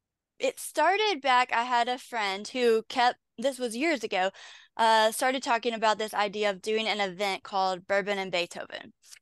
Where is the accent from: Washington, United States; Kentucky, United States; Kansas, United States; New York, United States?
Kentucky, United States; All over Kentucky. I a bunch of little towns you would have never heard of. But the majority of my life I've been in Louisville.